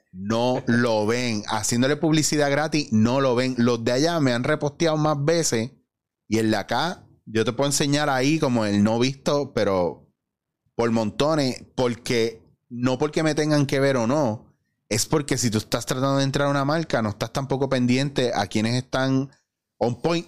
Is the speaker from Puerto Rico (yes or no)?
yes; Puerto Rico; Yo me considero súper puertorriqueño y me gusta apoyar el producto local